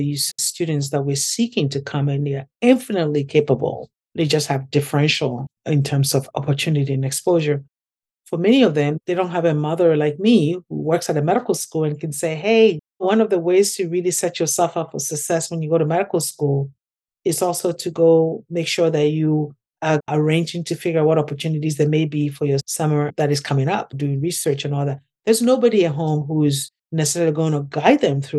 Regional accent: Ghana; now in United States; my experience growing up in Ghana

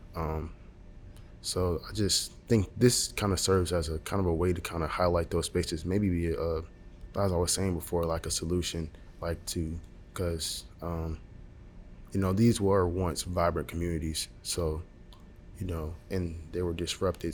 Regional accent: Montgomery, Alabama, United States; I'm from Montgomery, Alabama

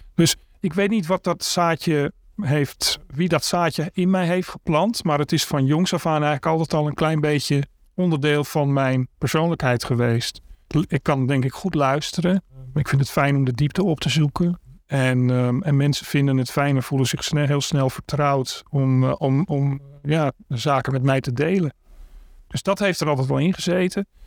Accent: Amsterdam, North Holland, Netherlands; Ik ben 58 jaar geboren en getogen in Amsterdam. Daar woon ik ook nog steeds

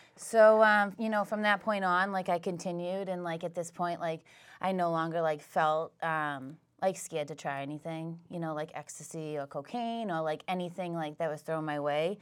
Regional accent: Whitman, Massachusetts, United States; I grew up in Whitman

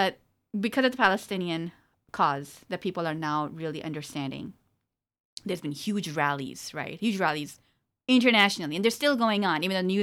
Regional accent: Pakistan; No, you know, okay, we're Pakistani, so I'm going to talk about Pakistan

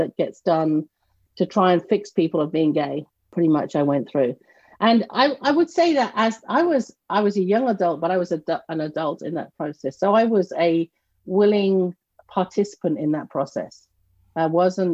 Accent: near Canterbury, Kent, South East England, United Kingdom; moved away as an adult; also born or lived in Massachusetts; now in North Carolina, United States; I grew up in the southeast of the United Kingdom in a town close to Canterbury, Kent

